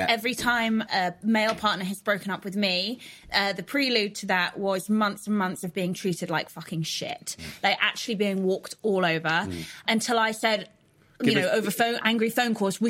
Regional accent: Manchester, North West England, United Kingdom; born and raised in Manchester.

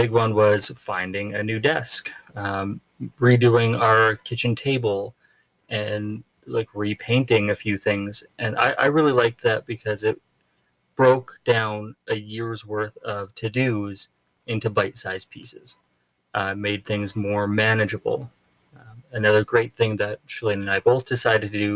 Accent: Alberta, Canada; moved away as an adult; coming from Alberta, growing up in the Rocky Mountains.

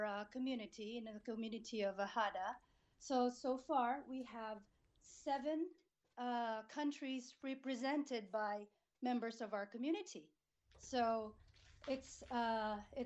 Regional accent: Philippines; also born or lived in United States / United Kingdom; now in Cork, Ireland; I was born and raised, educated in the Philippines, educated in America, lived in the UK, and now Ireland is home

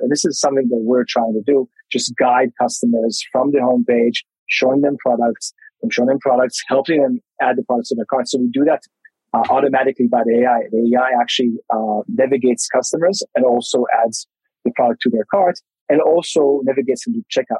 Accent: Tel Aviv, Tel Aviv District, Israel; I'm originally from Tel Aviv, Israel, but right now I'm I'm in Melbourne

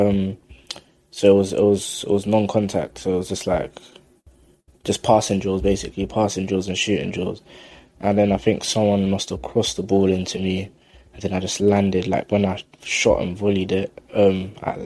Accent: London, United Kingdom; I grew up in South London, like Kennington Oval area.

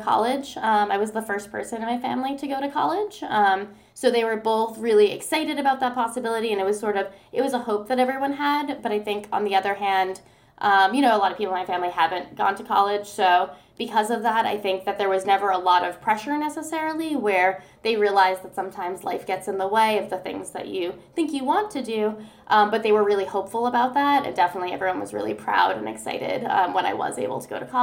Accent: New York City, New York, United States; moved away as an adult; also born or lived in Seoul, South Korea; I grew up in Brooklyn, New York

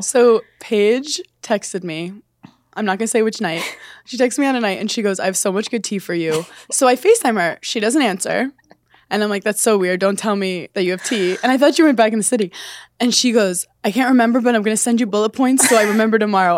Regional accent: Brooklyn, New York, United States; I'm from Brooklyn

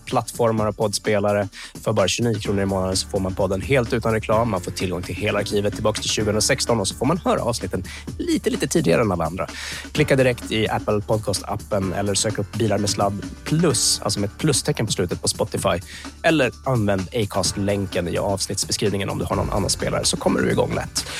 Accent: Luleå, Norrbotten County, Sweden; jag är uppvuxen i Luleå

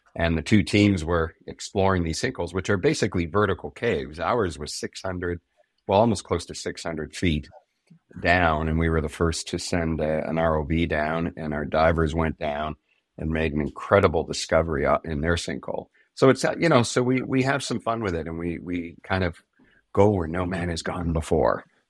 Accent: Canada; we're Canadian

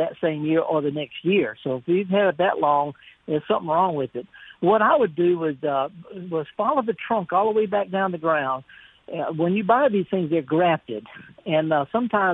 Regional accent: Mississippi, United States; we're both from Mississippi

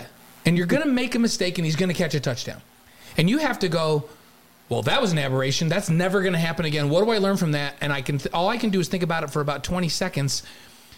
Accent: New York, United States; now in Utah, United States; I grew up in New York

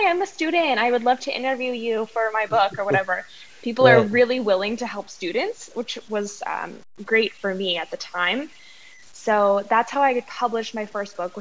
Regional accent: Las Vegas, Nevada, United States; now in Macau, China; I am originally from Las Vegas, but I currently live in Macau

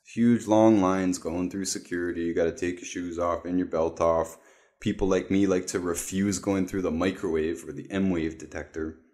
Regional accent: Toronto, Ontario, Canada; moved away; I was raised in East Toronto, Canada

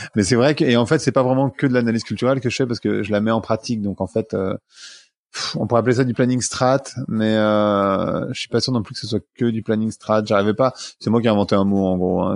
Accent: Paris suburbs, Île-de-France, France; also born or lived in New York, United States; je suis né dans une cité de la banlieue parisienne

